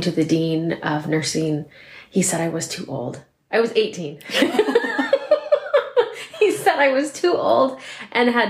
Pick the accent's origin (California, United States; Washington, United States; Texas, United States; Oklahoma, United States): Washington, United States; Spokane Valley; I was born and raised right here in Spokane Valley